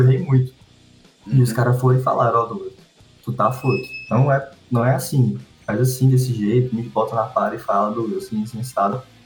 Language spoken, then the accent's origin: Portuguese; Teresina, Piauí, Brazil; eu sou natural de Teresina, no Piauí